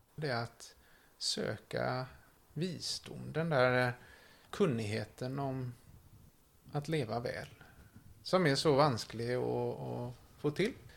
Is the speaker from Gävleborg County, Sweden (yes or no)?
no; Kullavik, Västra Götaland, Sweden; Har vuxit upp här i Kullavik, två mil från Göteborg